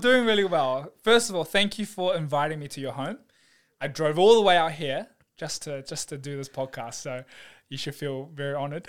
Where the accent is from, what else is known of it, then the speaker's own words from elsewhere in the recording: New Zealand; also born or lived in Taiwan / New South Wales; now in Melbourne, Australia; I was brought up in New Zealand